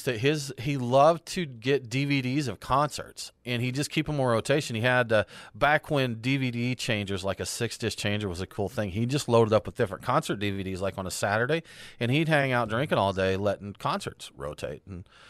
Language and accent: English; Woodstock, Georgia, United States; which they're their home is in my hometown, Woodstock, Georgia.